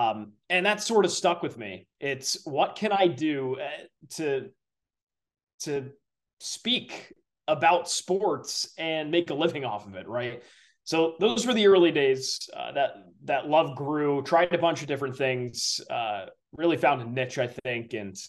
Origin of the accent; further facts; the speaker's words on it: Southern Connecticut, United States; I grew up in a small town in Southern Connecticut